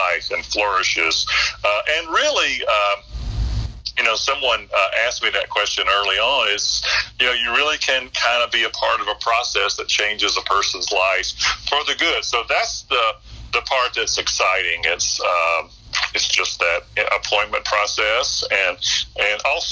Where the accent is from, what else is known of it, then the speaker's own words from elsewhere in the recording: Columbus, Georgia, United States; moved away as an adult; also born or lived in Western North Carolina / Winston-Salem / Greensboro / Charlotte; now in Florida, United States; I was born in Columbus, Georgia, as you were, and then went to college there, grew up in the church there